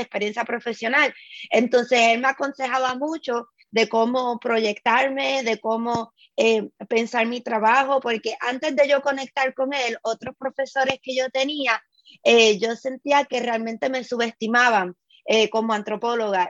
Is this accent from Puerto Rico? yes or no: yes; Puerto Rico; tuvo como mucho más sentido para mí pensarme como caribeña que como latinoamericana